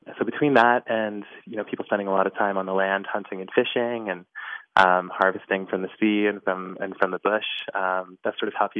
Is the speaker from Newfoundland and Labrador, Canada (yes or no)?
yes; Makkovik, Newfoundland and Labrador, Canada; now in Happy Valley-Goose Bay, Canada; I was born in a small Inuit community called Makovic, which is part of Nunatsiavut, which is the Inuit homeland on the east coast of Canada.